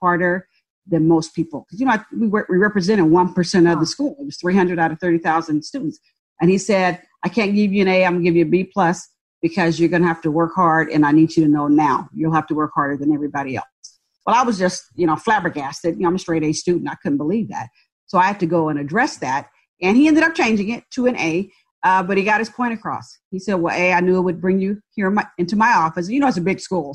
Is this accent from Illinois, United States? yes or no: no; San Francisco Bay Area, California, United States; also born or lived in Birmingham, Alabama; moved to the San Francisco Bay Area and grew up in a public housing project